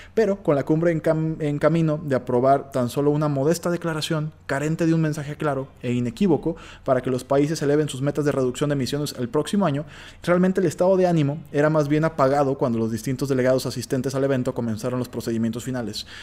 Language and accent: Spanish; Mexico; nosotros como mexicanos